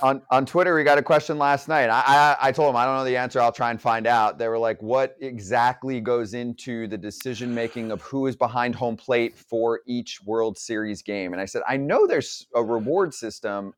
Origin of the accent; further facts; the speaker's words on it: Warren, New Jersey, United States; My town, my specific town I grew up in called Warren, small town in North Central